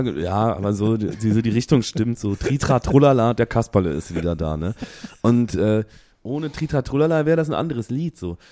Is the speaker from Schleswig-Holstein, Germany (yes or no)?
no; Aachen, North Rhine-Westphalia, Germany; … und ich, wir kommen ja aus Aachen